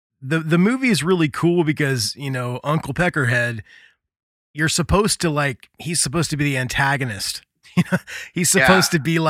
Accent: Indiana, United States; growing up in Indiana, being in punk bands

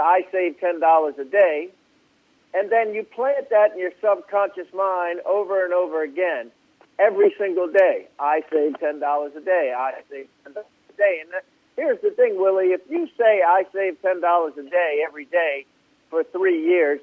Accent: outside of Baltimore, Maryland, United States; I grew up outside of Baltimore and in Maryland

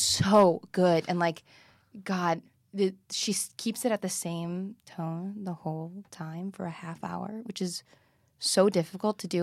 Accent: Midwest, United States; I'm from the Midwest

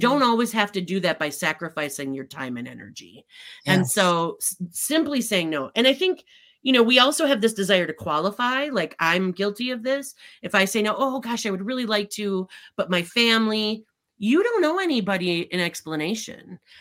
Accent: Midwest, Minnesota, United States; I grew up in the Midwest

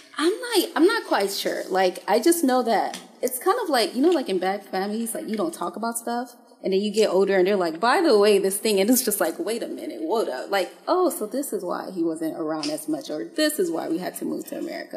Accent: Haiti; now in United States; I'm originally from Haiti

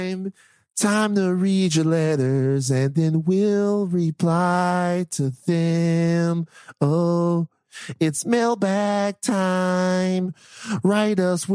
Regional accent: Louisiana, United States; moved away; I'm from Louisiana

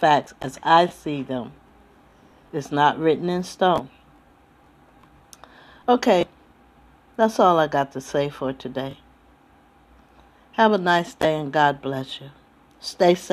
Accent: Trenton, New Jersey, United States; now in California, United States; originally I'm from Trenton, New Jersey. But I've been in California since 77

